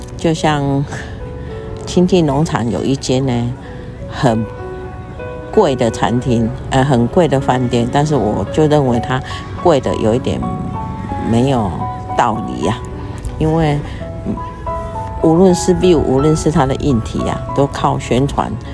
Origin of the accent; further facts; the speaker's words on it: Taiwan; 我们台湾人呢，跟外国人的不一样